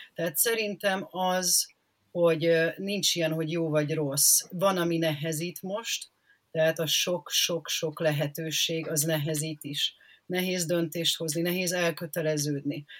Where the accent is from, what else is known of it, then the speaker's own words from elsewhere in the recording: Szeged, Csongrád-Csanád, Hungary; now in Budapest, Hungary; amikor még én gyerek voltam, én Szegeden éltem